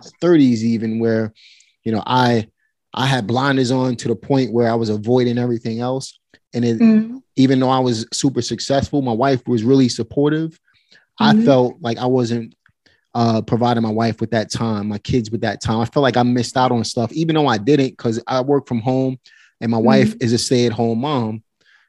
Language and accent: English; New York City, New York, United States; I grew up in Red Hook Projects